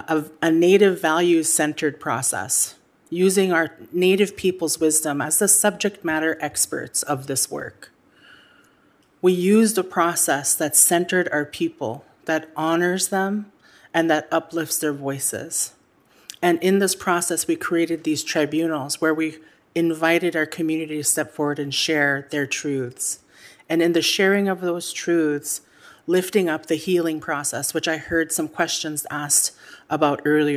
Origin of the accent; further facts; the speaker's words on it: Kake, Alaska, United States; that I am Haida and Tlingit, and I come from Qiq, Quan, the people of the community of Cake.